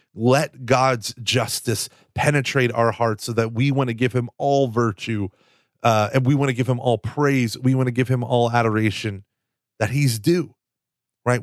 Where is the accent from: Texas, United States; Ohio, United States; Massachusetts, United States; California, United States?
Texas, United States; I'm from Texas.